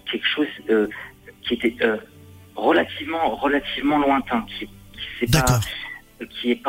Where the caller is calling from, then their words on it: Lyon, Auvergne-Rhône-Alpes, France; j'étais près de Limoges et là, je suis redescendu sur Lyon.